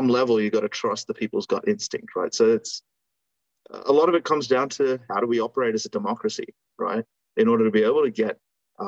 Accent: Australia; I'm Australian

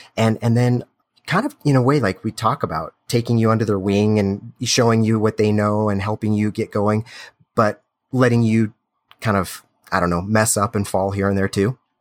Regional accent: Grand Junction, Colorado, United States; also born or lived in Europe; now in Denver, United States; I'm born and raised in Grand Junction, Colorado here, and now, you know, Denver

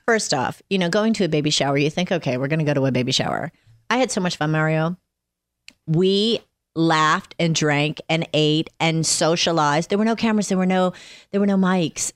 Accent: Atlanta, Georgia, United States; born or raised there; moved away

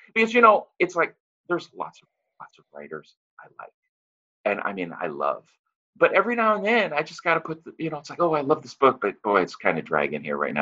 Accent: St. Louis, Missouri, United States; moved away as an adult; now in Los Angeles, United States; I am from St. Louis and I live in uh, Los Angeles now.

